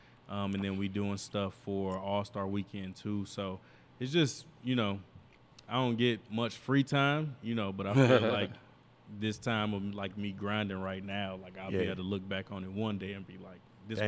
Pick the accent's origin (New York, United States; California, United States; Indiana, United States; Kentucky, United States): Indiana, United States; moved away; when I moved out here in 2011 from Northwest Indiana, just seeing different stuff